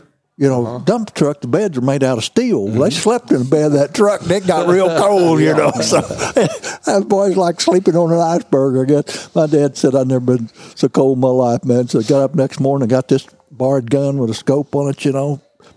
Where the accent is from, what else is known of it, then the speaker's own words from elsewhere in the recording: Missouri Bootheel, United States; I grew up in the Missouri Boot Hill